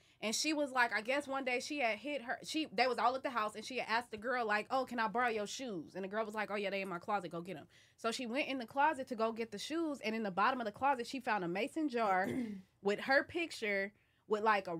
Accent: United States; I'm a bitch from the States.

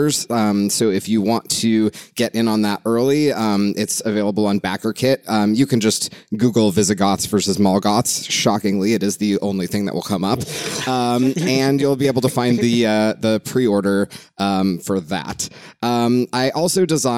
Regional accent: Los Angeles, California, United States; now in Brooklyn, United States; I live in Brooklyn, but I'm originally from Los Angeles

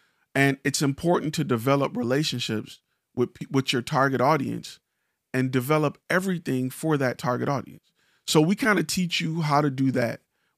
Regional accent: Detroit, Michigan, United States; I'm from Detroit where, you know, we do this type of dance and Chicago do that type of dance.

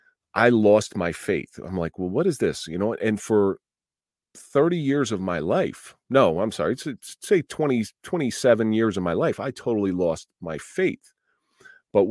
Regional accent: Atlantic City, New Jersey, United States; I grew up in the Atlantic City area, and I grew up in a household that wasn't very supportive

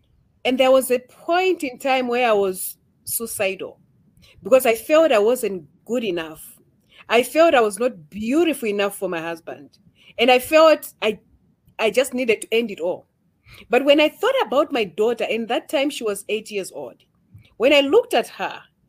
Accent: Malawi; I'm from Malawi

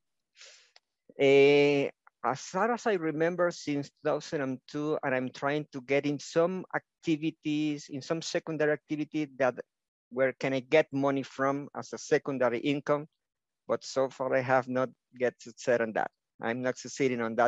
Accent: Venezuela; first language Spanish; English is a second language; now in Ecuador; I was born in Venezuela, now living in Ecuador

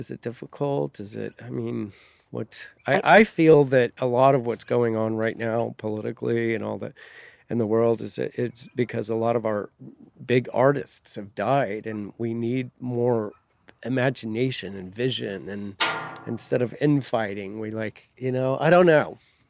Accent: New Mexico, United States; I'm from New Mexico, and our adobe homes are designed with all of that.

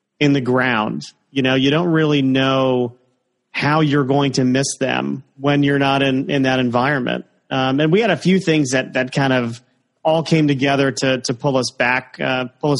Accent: Connecticut, United States; also born or lived in Florida; I was born in Florida, but I lived in Connecticut since 1983. So the vast majority of my life been in the Nutmeg State

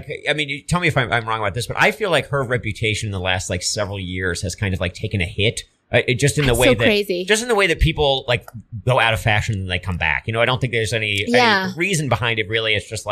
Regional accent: East Coast, United States; I think growing up on the East Coast too, is it just looks so different there.

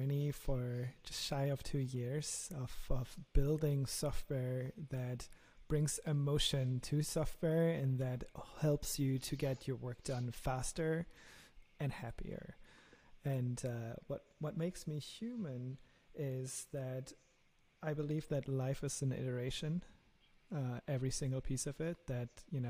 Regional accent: Germany; accent: German; my lovely German accent

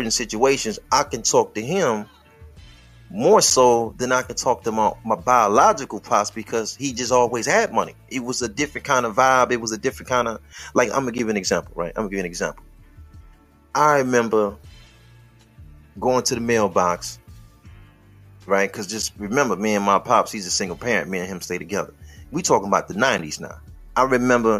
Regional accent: Detroit, Michigan, United States; I'm from Detroit

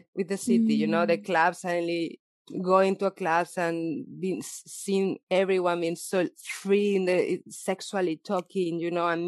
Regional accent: Valencia, Valencian Community, Spain; English is a second language; moved away as an adult; now in Berlin, Germany; I'm from Valencia, but okay. I moved to Berlin 12 years ago.

